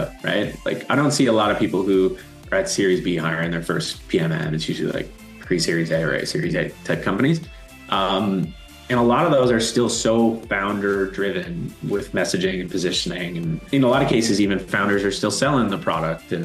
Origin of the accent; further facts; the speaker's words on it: East Coast, Canada; moved away; also born or lived in Toronto; I'm originally from the East Coast